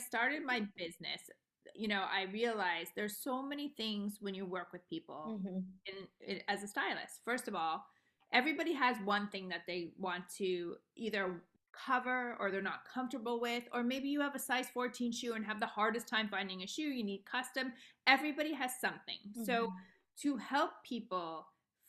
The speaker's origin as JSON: {"language": "English", "town": "Los Angeles", "region": "California", "country": "United States", "tie": "born or raised there", "also_born_or_lived": "Beverly Hills", "said": "I was born and raised in Los Angeles"}